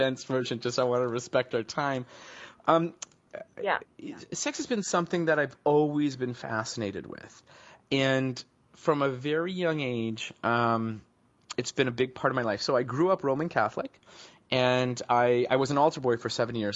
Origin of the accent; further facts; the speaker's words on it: Vancouver, British Columbia, Canada; I grew up back in Vancouver, British Columbia, in Canada